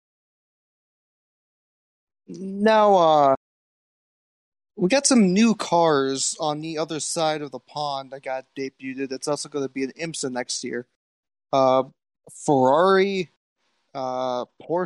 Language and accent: English; United States; I'm American.